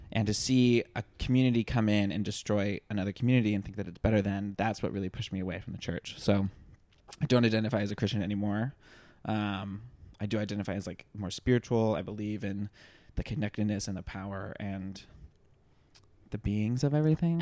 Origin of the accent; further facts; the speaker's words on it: the South, United States; growing up in the South